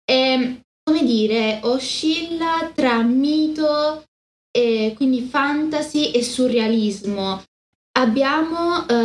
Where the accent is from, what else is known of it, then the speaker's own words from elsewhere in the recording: Spain; Italian is a second language; della Sierra tra l'altro cose così, sono spagnola.